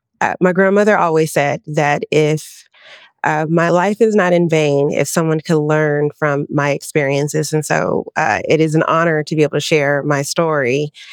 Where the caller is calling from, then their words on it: Los Angeles, California, United States; I'm in Los Angeles, California.